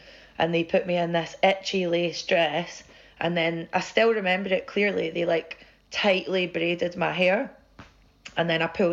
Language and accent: English; central belt of Scotland, United Kingdom; where I grew up in Scotland, the central belt where I'm from